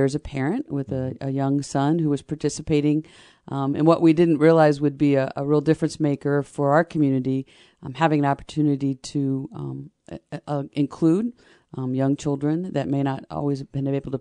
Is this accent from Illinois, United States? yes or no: yes; Paris, Illinois, United States; moved away as an adult; also born or lived in Champaign, Illinois; I grew up in Paris, Illinois, so it's about an hour away, a small farming community near the Illinois-Indiana border.